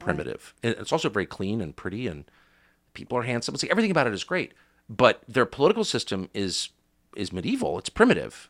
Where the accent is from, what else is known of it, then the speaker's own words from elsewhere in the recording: United States; I'm an American